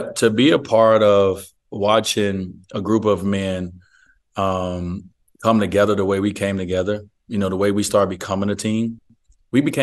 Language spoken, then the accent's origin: English; United States; As an American, I'm the minority as an American